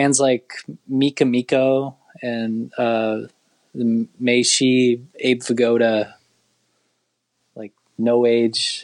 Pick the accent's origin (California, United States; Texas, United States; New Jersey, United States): California, United States; Laguna Beach; the town I grew up in Laguna Beach